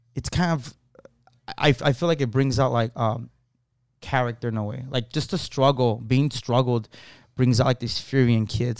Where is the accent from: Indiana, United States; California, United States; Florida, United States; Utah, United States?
California, United States; Los Angeles; I was born, basically born and raised in Lincoln Heights